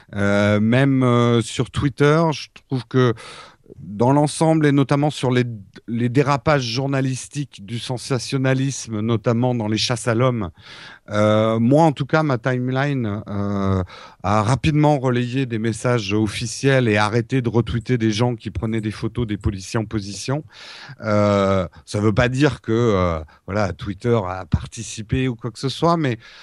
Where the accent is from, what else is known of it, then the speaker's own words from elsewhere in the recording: France; les Français